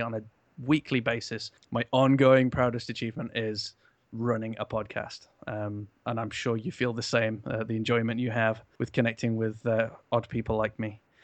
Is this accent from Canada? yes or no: yes; Canada; now in United Kingdom; I'm from Canada originally